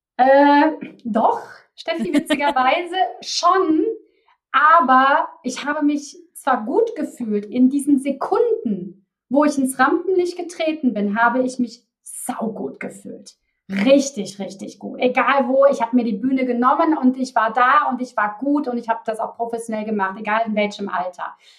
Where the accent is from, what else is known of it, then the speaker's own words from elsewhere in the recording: Cologne, North Rhine-Westphalia, Germany; accent: Kölsch (Cologne dialect); Da kommt auch mein Kölner Dialekt durch.